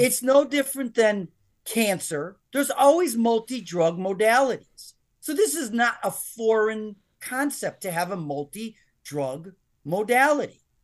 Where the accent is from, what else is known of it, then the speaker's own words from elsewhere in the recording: United States; I'm an American